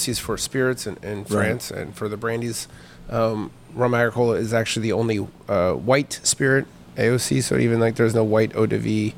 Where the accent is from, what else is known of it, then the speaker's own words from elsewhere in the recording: Maine, United States; I grew up in Maine